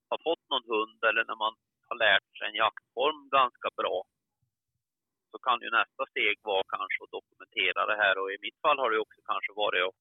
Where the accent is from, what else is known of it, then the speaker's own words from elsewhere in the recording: Värmland, Sweden; moved away as an adult; also born or lived in northern Dalarna; now in Dalarna, Sweden; född värmlänning, uppflyttad till norra Dalarna ungefär när jag var strax runt 20 år. Har bott där i lite över 30 år nu